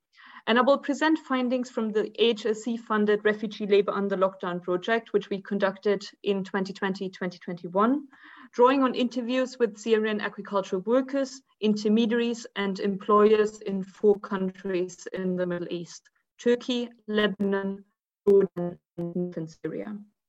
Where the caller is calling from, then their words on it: Tunis, Tunis Governorate, Tunisia; As Carol already said, I'm joining you from Tunis today.